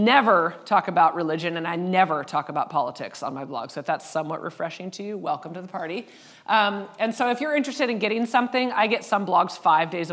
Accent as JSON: {"language": "English", "country": "United States", "said": "we're white and we're from the States"}